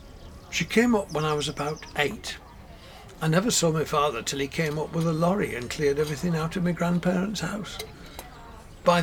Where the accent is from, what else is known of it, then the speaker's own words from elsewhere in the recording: Sheffield, Yorkshire and the Humber, United Kingdom; also born or lived in London; Sheffield. {S4} Are a Yorkshire man? {S5} No, I was born in London, posh part, Pimlico.